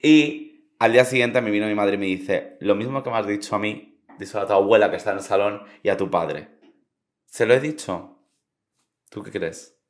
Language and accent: Spanish; Santa Ponsa, Balearic Islands, Spain; mi pueblo es Santa Ponsa